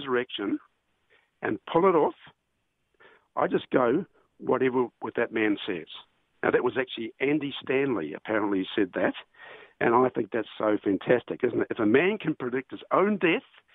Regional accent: New Zealand; moved away; We're from New Zealand, my wife

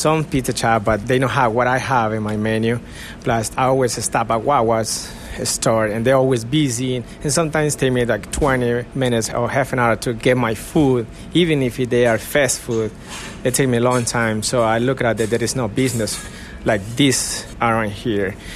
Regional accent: Guatemala; moved away; I'm from Guatemala

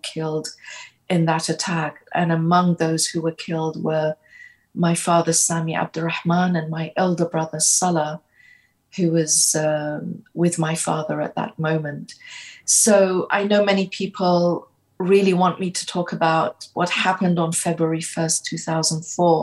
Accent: London, United Kingdom; moved away as an adult; also born or lived in Kurdistan Region, Iraq; now in Washington DC, United States; I grew up in Britain from the age of 11. So in fact, most of my life, I have lived abroad.

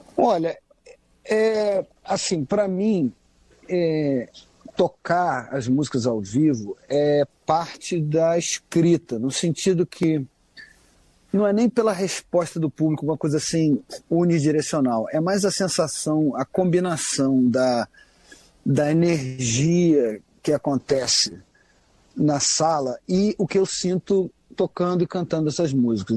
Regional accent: Rio de Janeiro, Brazil; Eu, como cresci pegando onda aqui no Rio de Janeiro

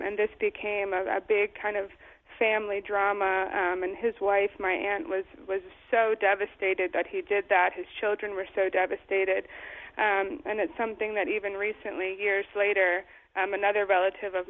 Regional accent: New Jersey, United States; I'm still the same girl who grew up in New Jersey, rode horses

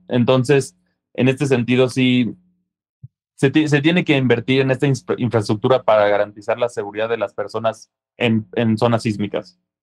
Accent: Mexico; como mexicanos

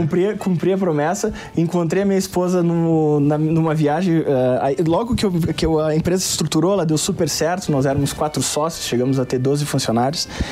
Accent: Pelotas, Rio Grande do Sul, Brazil; Pelotas, Rio Grande do Sul, é a minha cidade natal

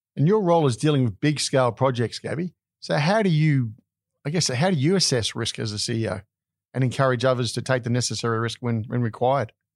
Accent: Australia; as an Australian

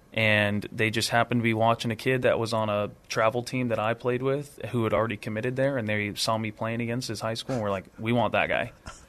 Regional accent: Long Beach, California, United States; moved away; I'm from Long Beach, California, born and raised.

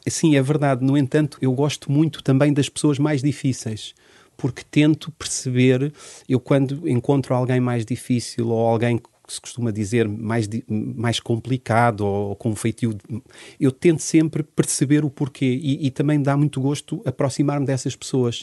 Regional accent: Portugal; also born or lived in Angola; nasci em Angola em 73 e com dois anos vim com toda a minha família para Portugal

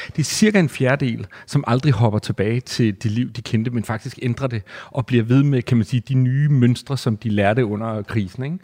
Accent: Næstved, Zealand, Denmark; jeg er opvokset i Næstved

